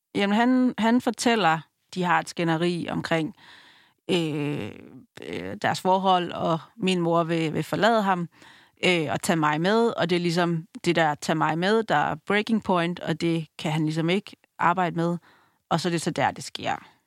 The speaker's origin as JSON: {"language": "Danish", "town": "Langeå", "country": "Denmark", "tie": "born or raised there", "said": "Jeg er vokset op i Langeå"}